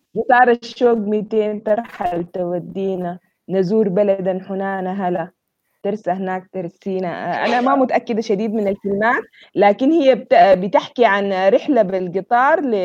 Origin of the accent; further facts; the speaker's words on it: Sudan; accent: Sudanese; انا انسانه سودانيه